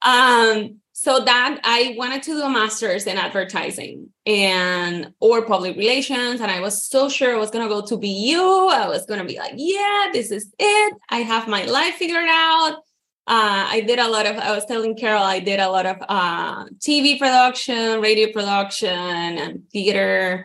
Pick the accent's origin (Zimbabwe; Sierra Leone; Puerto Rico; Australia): Puerto Rico; moved away as an adult; now in Florida, United States; I am from Puerto Rico, born and raised. And then I moved here to Florida in 2010